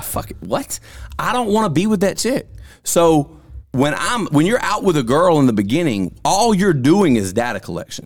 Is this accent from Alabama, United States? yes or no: yes; Vernon, Alabama, United States; I'm from Lamar County, which I'm from Vernon, and I moved here